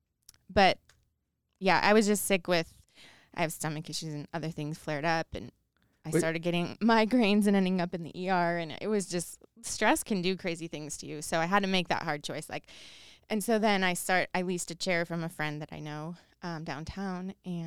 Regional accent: outside of Chicago, Illinois, United States; now in Idaho, United States; I grew up outside of Chicago

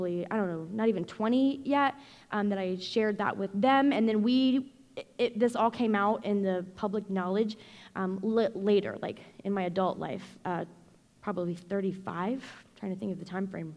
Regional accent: Indiana, United States; moved away as an adult; also born or lived in Arizona; I was born and raised in Indiana

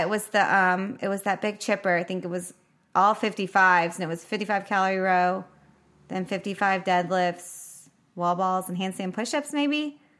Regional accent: Nashville, Tennessee, United States; moved away as an adult; moved back to Nashville in May, 'cause that's where I mostly grew up.

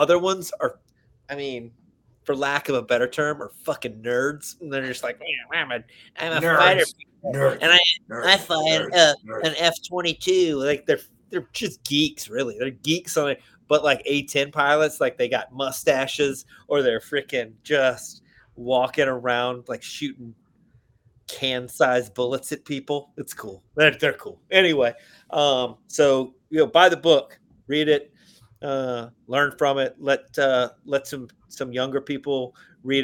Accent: Alabama, United States; I'm from Alabama

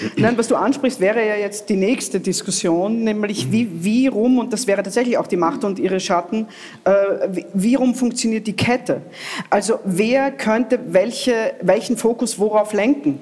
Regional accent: Italy; now in Austria; ich habe das in meiner Kindheit in Italien nie für möglich gehalten

